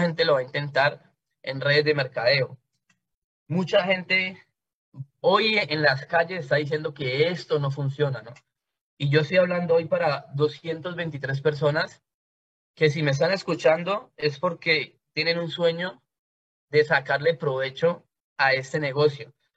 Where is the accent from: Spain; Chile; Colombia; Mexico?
Colombia; Cali, Valle del Cauca; yo soy de Cali, Colombia. Soy una persona nacida y creada en un barrio de Cali